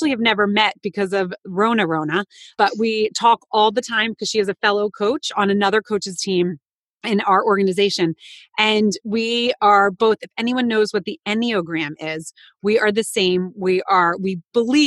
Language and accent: English; New Jersey, United States; moved away as an adult; also born or lived in Manhattan, New York / Connecticut; now in Long Island, United States; I grew up in Jersey, went to college in New Jersey